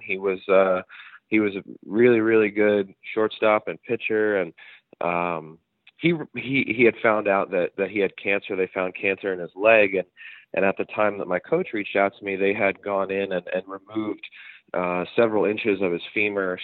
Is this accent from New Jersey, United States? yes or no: yes; New Jersey, United States; when I was growing up in South Jersey